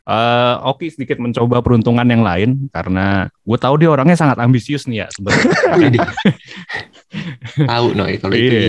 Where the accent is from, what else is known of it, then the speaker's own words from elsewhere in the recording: Papua, Indonesia; gue kan orang Irian.